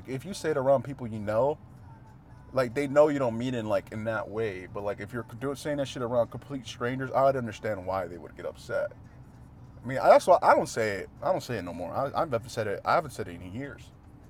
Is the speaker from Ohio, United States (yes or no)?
no; Texas, United States; I'm from Texas, man. That's how we do things around here, man.